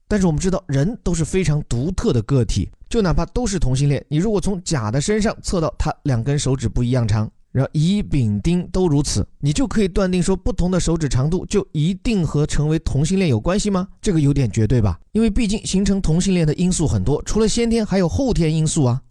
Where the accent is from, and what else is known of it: China